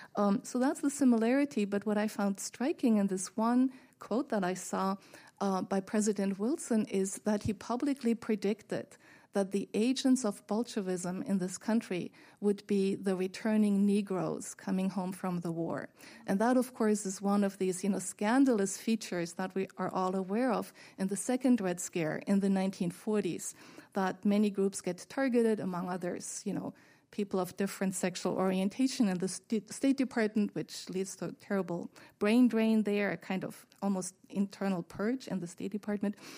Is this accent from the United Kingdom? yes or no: no; Germany; moved away; my home country where I was born, West Germany